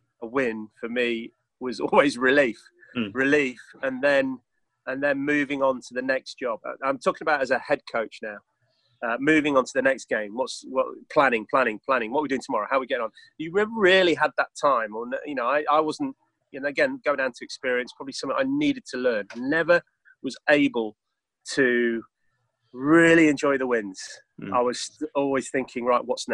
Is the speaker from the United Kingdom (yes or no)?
yes; England, United Kingdom; my Englishness